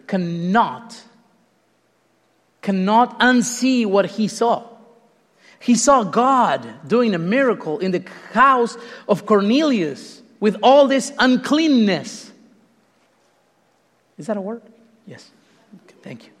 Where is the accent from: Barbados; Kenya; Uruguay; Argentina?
Uruguay; moved away; I'm not even Mexican. I'm from Uruguay